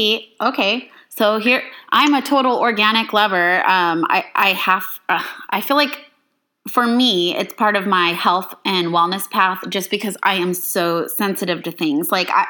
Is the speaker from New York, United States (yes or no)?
yes; Love Canal, New York, United States; born there; because I was born in Love Canal, which is a dioxin hotspot in New York, and so I was exposed to dioxin for the first 2 years of my life